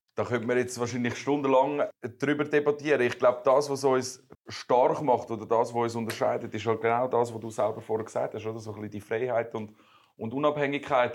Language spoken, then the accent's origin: German; Meilen, Zurich, Switzerland; also born or lived in United States; ich bin ja Schweizer, aber meine Eltern sind, haben damals in, in Amerika geschafft und ich wohne seit ich vier bin, wohne ich in Meilen